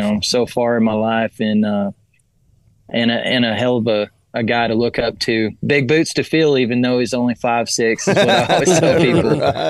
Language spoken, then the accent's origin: English; Midland, Texas, United States; also born or lived in Odessa, Texas; I grew up in West Texas out in Midland, Odessa